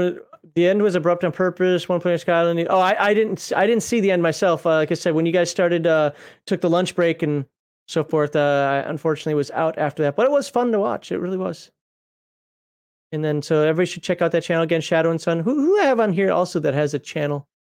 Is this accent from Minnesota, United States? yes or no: yes; Minnesota, United States; I used to live in Minnesota. I'm from Minnesota.